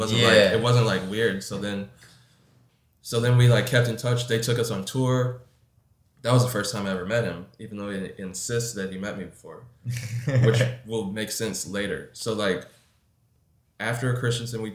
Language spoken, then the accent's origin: English; Louisville, Kentucky, United States; moved away as an adult; now in New York, United States; when I was growing up in Louisville